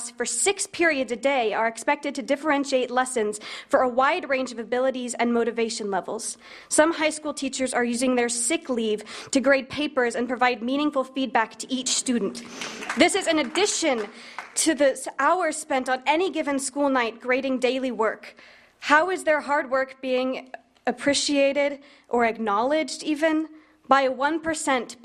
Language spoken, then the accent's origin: English; Lenexa, Kansas, United States; I am from Lenexa, Kansas, and I am a senior at Johnny Mission West High School. I've had an excellent 13 years in this school district